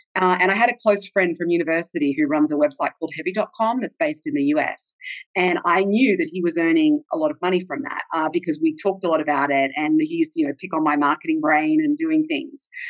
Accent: Australia; accent: Australian; moved away as an adult; also born or lived in Texas, United States / Seattle, United States; now in London, United Kingdom; I was born in Australia

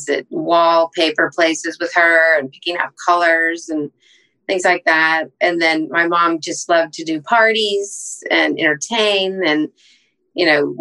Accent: San Antonio, Texas, United States; moved away as an adult; also born or lived in Los Angeles / North Carolina / Minnesota / Dallas; I consider San Antonio my hometown

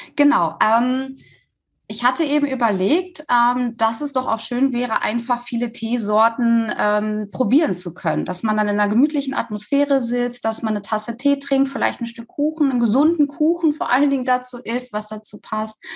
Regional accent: Recklinghausen, North Rhine-Westphalia, Germany; bei uns in Recklinghausen

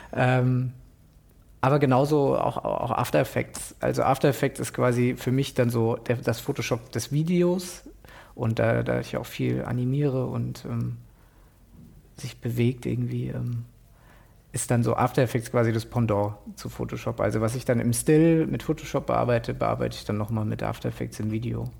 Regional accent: Frankfurt, Hesse, Germany; now in Berlin, Germany; Äh, Frankfurt Stadt. Mhm. Also ich bin auch in so, einem, in so einem Ghetto auch groß geworden

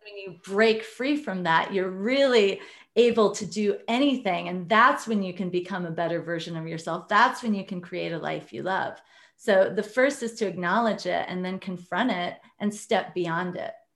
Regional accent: Iowa, United States; I grew up in Iowa, very conservative family.

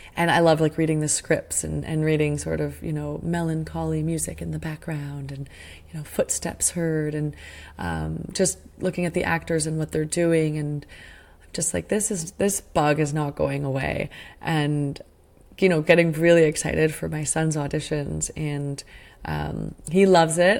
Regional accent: Sudbury, Ontario, Canada; I grew up in Sudbury, Ontario

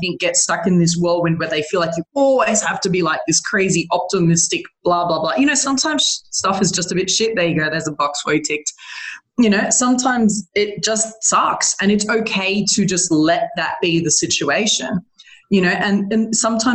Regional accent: Australia; I'm an Australian

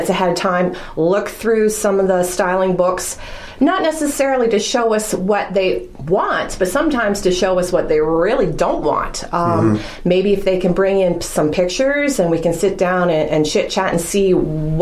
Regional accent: Newmarket, Ontario, Canada; moved away as an adult; now in Wasaga Beach, Canada; being a Newmarket girl going to Yorkville

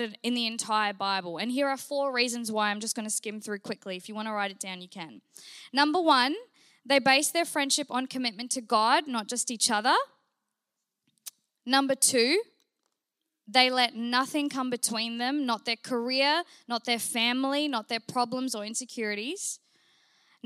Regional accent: New Zealand; I grew up in New Zealand. Yes, New Zealand

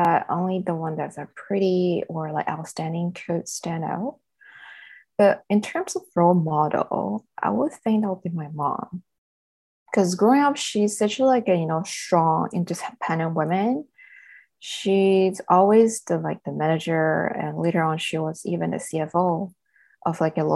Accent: southern China, China; moved away; I'm actually born and raised in China, southern part of China

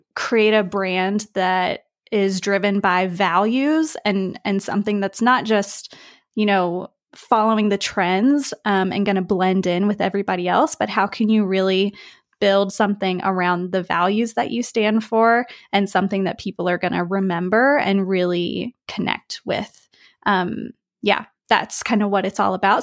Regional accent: West Virginia, United States; now in Spain; I'm from the U S, um, I'm from West Virginia

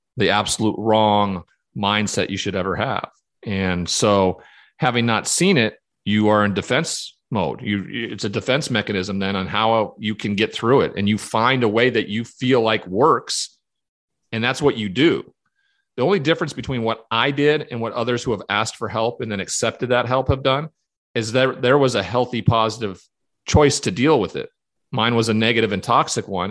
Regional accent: Montana, United States; growing up in Montana in that cowboy culture

